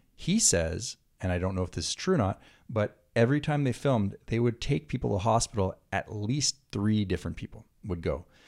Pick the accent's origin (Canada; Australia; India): Canada; Quebec; also born or lived in Santa Monica, California; now in California, United States; growing up in Quebec